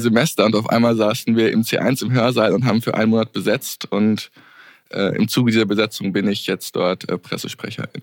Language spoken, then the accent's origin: German; Hesse, Germany; moved away as an adult; now in Vienna, Austria; ich komme aus Deutschland, was man vielleicht auch hört.